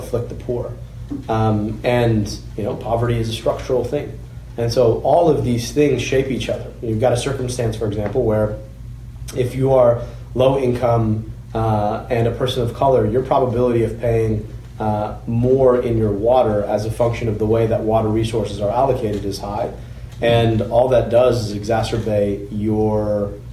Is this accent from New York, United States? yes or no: no; Oakland County, Michigan, United States; I grew up in Oakland County